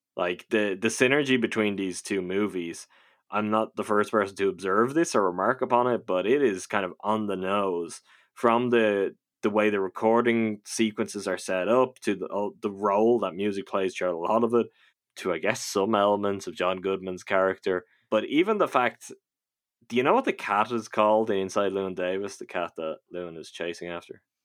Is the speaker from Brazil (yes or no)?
no; Ireland; I'm from Ireland